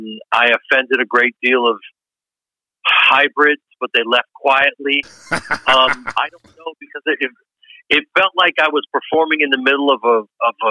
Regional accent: Chicago, Illinois, United States; I'm from Chicago and we always believe.

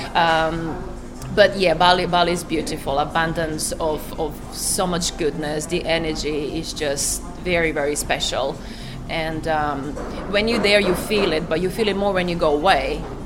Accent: Croatia; I'm from Croatia

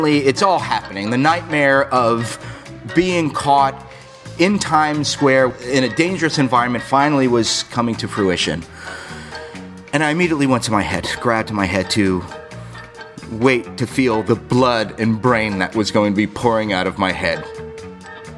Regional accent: South Florida, United States; also born or lived in Ozone Park, New York; I grew up down in South Florida. I was born in New York. I moved down to Florida when I was 5 years old

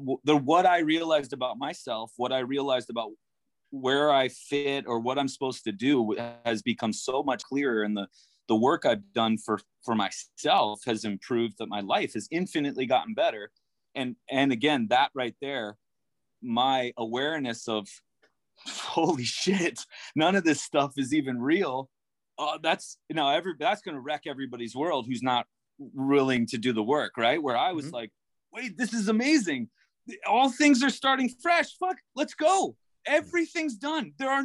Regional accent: Tenafly, New Jersey, United States; also born or lived in Florida; I feel like I grew up in Jersey. And then we went to Florida and went everywhere.

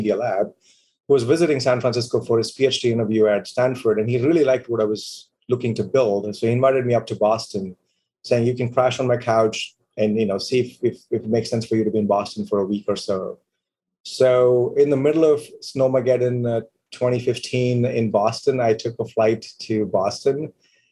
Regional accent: India; moved away as an adult; now in United States; I decided to stay in my home country, build businesses, and make an impact

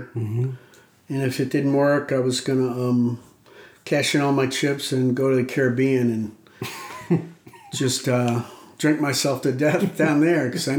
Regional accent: St. Louis, Missouri, United States; moved away; I grew up in St. Louis, Missouri.

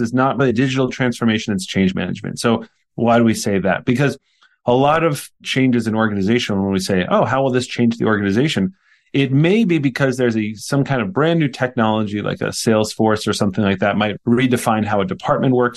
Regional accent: Poughkeepsie, New York, United States; also born or lived in Jersey City, New Jersey / Prague / Brussels; I grew up in Poughkeepsie, New York, which is where Vassar College is in the United States in New

